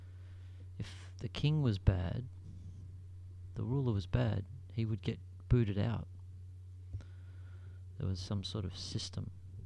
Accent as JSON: {"language": "English", "country": "Australia", "said": "I'm Australian, we come from a Commonwealth"}